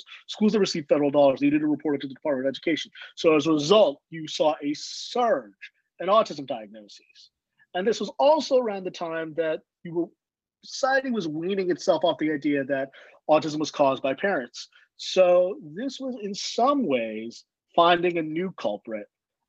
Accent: Chicago, Illinois, United States; born there; So as a Mexican American man, I was born in Chicago, but my dad's from Texas and my mom is from California.

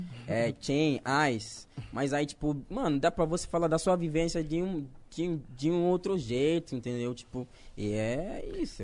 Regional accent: Ghana; Portuguese is a second language; moved away as an adult; also born or lived in Recife, Brazil; now in Brazil; Eu nasci na quebrada em Gana, mas não na quebrada aqui

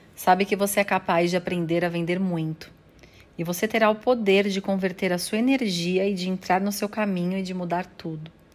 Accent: São Paulo, Brazil; Eu nasci em São Paulo, no bairro do Tatuapé, e até os 4 anos de idade eu fui criada pela minha mãe solteira e pela minha avó

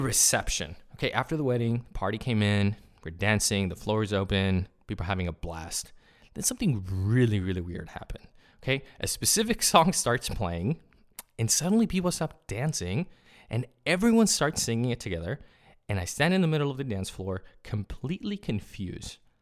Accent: California, United States; first language Spanish; English is a second language; I grew up in California. Spanish is my first language.

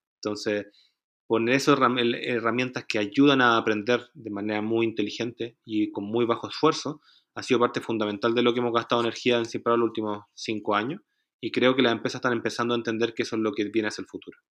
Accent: Chile; Nosotros teníamos una oficina en Chile, que es de donde vengo yo originalmente

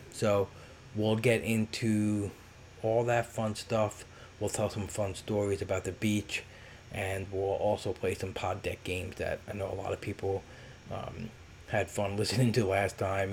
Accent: New York City, New York, United States; I grew up in Brooklyn and went to school there

